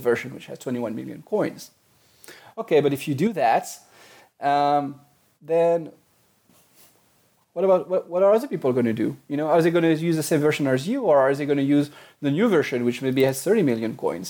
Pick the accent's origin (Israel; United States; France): France; accent: French; English is a second language; moved away; I grew up in France, which is why I have a bit of a French accent.